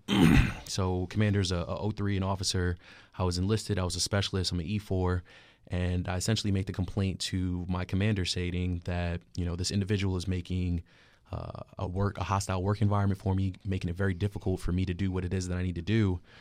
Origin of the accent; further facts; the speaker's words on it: New York City, New York, United States; moved away; originally from Queens, New York